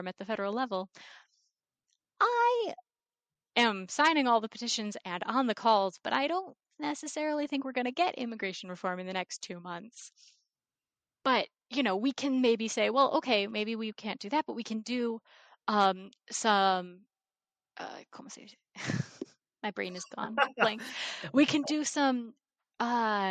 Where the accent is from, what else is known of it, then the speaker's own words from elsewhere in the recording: Ohio, United States; now in Virginia, United States; I grew up in Ohio